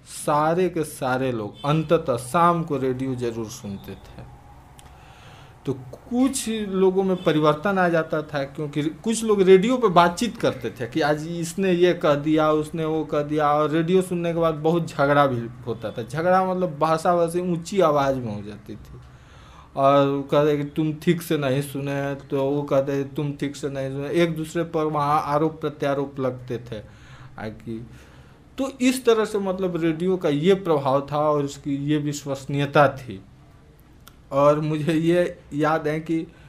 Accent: Pandeypur village, Brahmpur police station, Bihar, India; also born or lived in Arrah; हमारे गांव जो पांडेपुर नामक एक गांव है ब्रह्मपुर थाने के अंतर्गत है

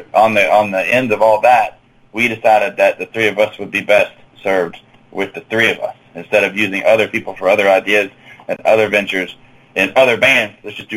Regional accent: Charleston, West Virginia, United States; I grew up in Charleston. Like, I was up in the South Hills, Loudoun Heights, Fort Hill area, but all of Charleston, yeah.

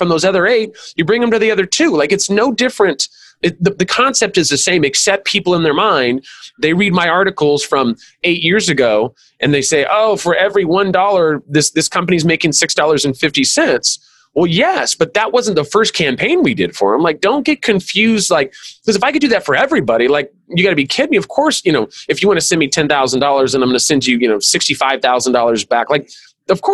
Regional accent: California, United States; I'm from California

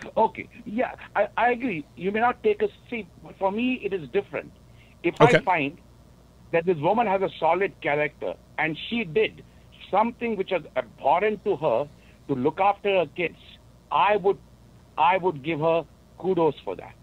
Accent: India; now in Wisconsin, United States; I grew up in India

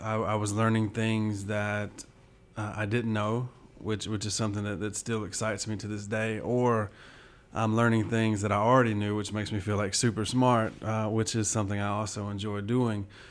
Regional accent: Southwest Georgia, United States; I grew up in Southwest Georgia, so this is, uh, home.

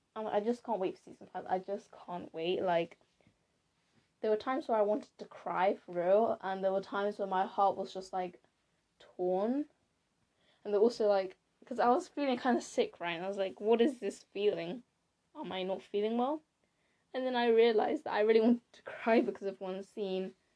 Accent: United Kingdom; I am British. Ish. Well, I'm Blasian, if you didn't know. So, my parents, my dad is from Ghana and my mom's from Japan.

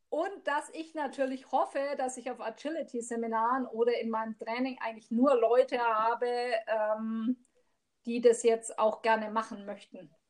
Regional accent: Bavaria, Germany; now in Immenstadt, Germany; also eigentlich komme ich ja aus Mittelfranken.

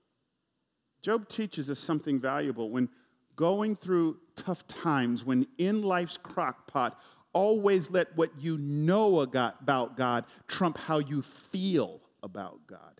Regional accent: Atlanta, Georgia, United States; I grew up in Atlanta, home of the world champion Braves

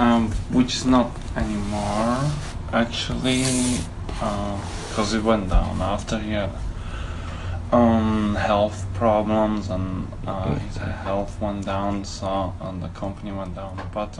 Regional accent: Slovakia; I'm obviously from Slovakia, or Czechoslovakia

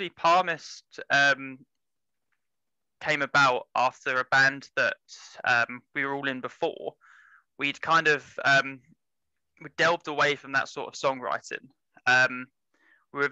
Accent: Essex, East of England, United Kingdom; I'm from Essex.

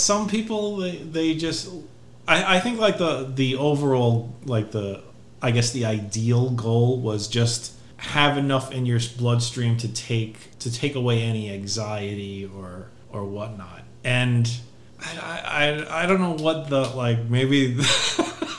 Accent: United States; we're American

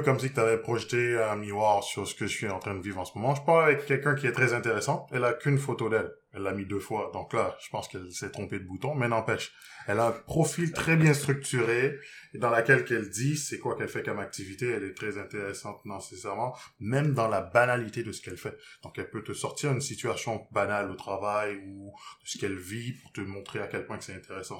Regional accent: Haiti; je viens d'Haïti

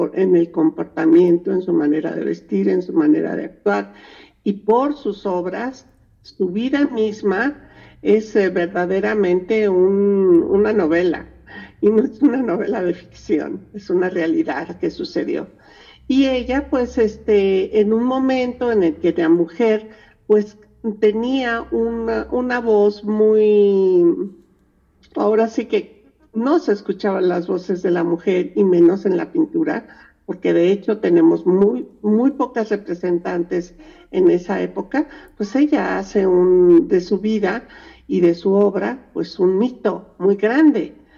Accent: Mexico; Nosotros somos mexicanas

